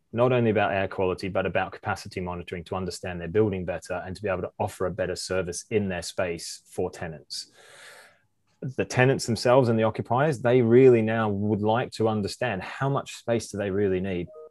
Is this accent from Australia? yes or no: yes; Australia; moved away as an adult; also born or lived in Amsterdam; I did an electrical apprenticeship in Australia and in my hometown